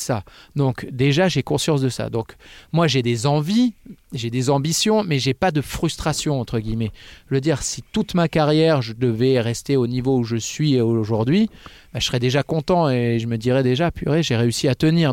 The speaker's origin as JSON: {"language": "French", "town": "Fitz-James", "region": "Hauts-de-France", "country": "France", "tie": "born or raised there", "said": "j'ai grandi à Fitjams, à côté de Clermont, dans l'Oise"}